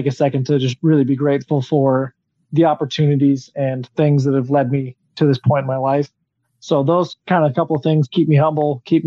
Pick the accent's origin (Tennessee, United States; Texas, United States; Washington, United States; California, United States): Texas, United States; Texas border, United States; I grew up on the Texas border